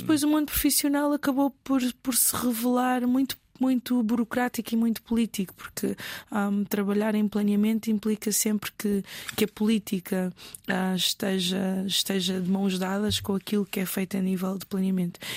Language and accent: Portuguese; Lisbon, Portugal; accent: Portuguese (Portugal); also born or lived in Mozambique; eu estudei sempre em Lisboa, no centro de Lisboa, até à universidade